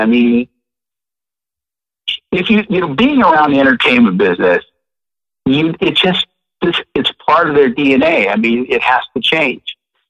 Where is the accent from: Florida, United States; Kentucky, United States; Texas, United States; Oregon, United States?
Oregon, United States; Portland; moved away as an adult; also born or lived in San Francisco / Los Angeles / Sacramento; now in Seattle, United States; I'm from Portland, right? You are? That's where I grew up.